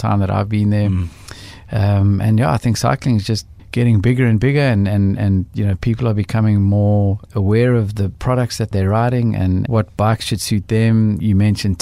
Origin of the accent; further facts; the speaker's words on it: South Africa; as South African blokes